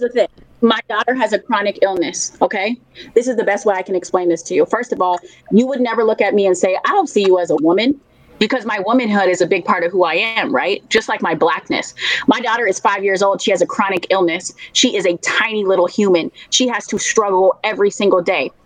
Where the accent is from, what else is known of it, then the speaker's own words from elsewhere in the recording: Minneapolis, Minnesota, United States; I am from Minneapolis. I am born and raised in Minneapolis. It is my home.